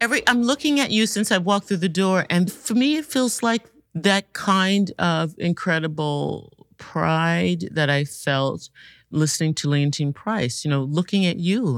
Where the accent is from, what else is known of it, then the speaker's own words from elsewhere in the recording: Washington, District of Columbia, United States; I grew up in Washington, D C, and, uh, was a student at the Duke Ellington Performing Arts High School